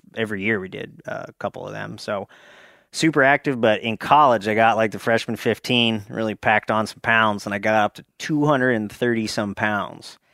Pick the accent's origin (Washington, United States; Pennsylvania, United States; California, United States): Pennsylvania, United States; Pottsville; I grew up in Schuylkill County, the anthracite coal region.